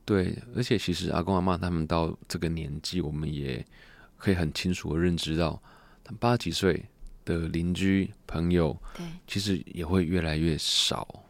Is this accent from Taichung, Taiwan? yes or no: yes; Taichung, Taiwan; 其实我们家在后里已经开了，今年是第七十一年的洗衣店